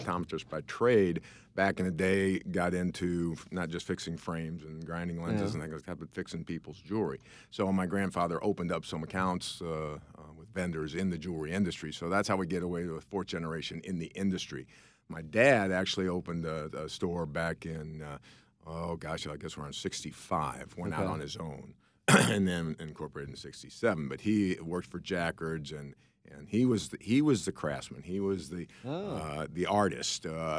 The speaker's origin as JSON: {"language": "English", "town": "St. Louis", "region": "Missouri", "country": "United States", "said": "We've always been here in St. Louis."}